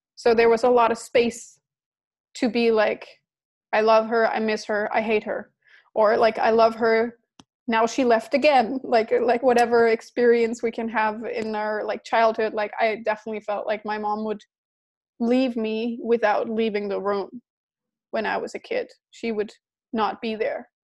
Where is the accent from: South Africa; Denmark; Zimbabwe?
Denmark; I was living in Denmark. I'm from Denmark.